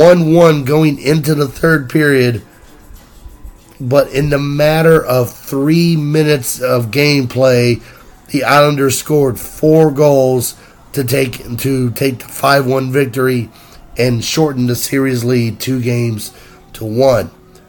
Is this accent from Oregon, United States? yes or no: no; North Carolina, United States; Obviously, I grew up in North Carolina.